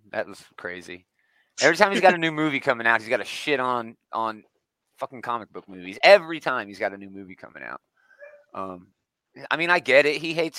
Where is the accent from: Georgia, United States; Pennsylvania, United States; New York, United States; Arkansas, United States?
Pennsylvania, United States; Allentown; I was born in Allentown, Pennsylvania